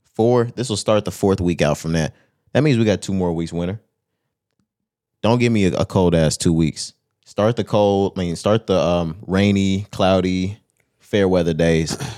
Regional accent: Texas, United States; I'm from Texas

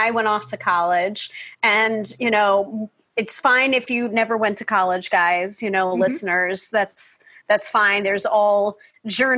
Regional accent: New York, United States; the New Yorker

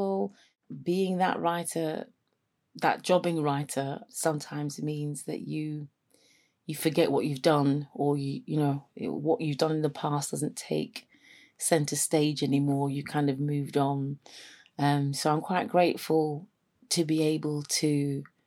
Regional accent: London, United Kingdom; moved away as an adult; now in Sheffield, United Kingdom; I am from London. I came up to Sheffield to go to uni and never went back

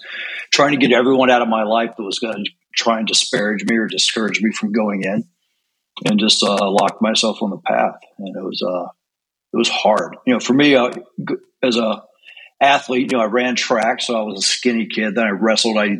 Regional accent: East Tennessee, United States; also born or lived in Maryland; We actually grew up in Maryland and moved to East Tennessee.

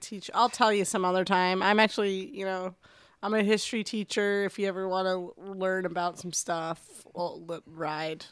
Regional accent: Denver, Colorado, United States; moved away; I'm from Denver norm, originally

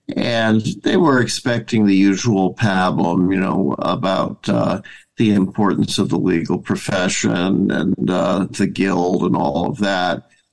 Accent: Madison, Wisconsin, United States; I was born in Madison, Wisconsin

